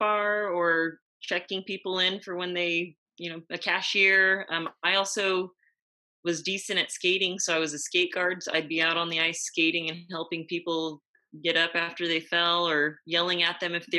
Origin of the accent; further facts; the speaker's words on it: Yorba Linda, California, United States; In Yorba Linda, California.